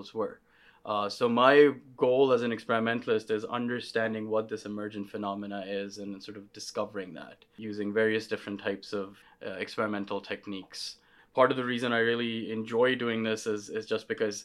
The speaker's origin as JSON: {"language": "English", "country": "Pakistan", "tie": "born or raised there", "moved": "as an adult", "lives_now": "United States", "said": "I grew up in Pakistan"}